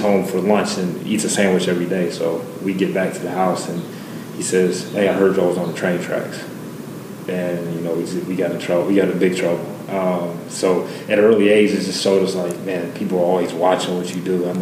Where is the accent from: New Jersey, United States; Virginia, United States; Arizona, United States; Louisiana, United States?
Virginia, United States; Radford; moved away as an adult; now in Florida, United States; I grew up in Radford, Virginia, small town